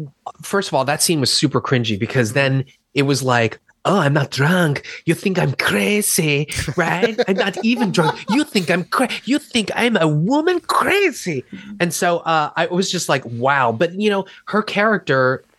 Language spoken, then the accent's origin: English; Baltimore, Maryland, United States; Filmed in my hometown